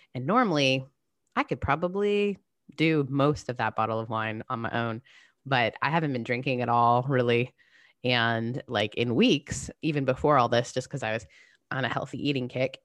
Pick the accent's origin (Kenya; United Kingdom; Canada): Canada; now in United States; I grew up in Canada